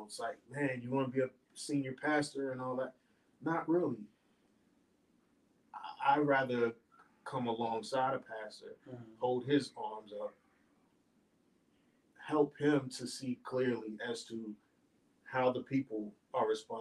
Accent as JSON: {"language": "English", "region": "New Jersey", "country": "United States", "tie": "born or raised there", "said": "growing up in Jersey"}